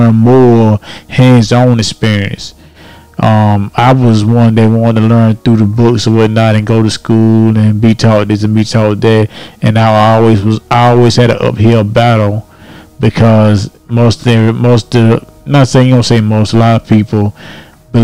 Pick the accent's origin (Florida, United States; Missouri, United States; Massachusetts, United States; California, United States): Florida, United States; I grew up in Florida